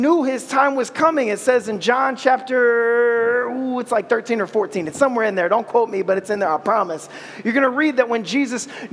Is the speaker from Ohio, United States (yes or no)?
yes; Ohio, United States; I'm from Ohio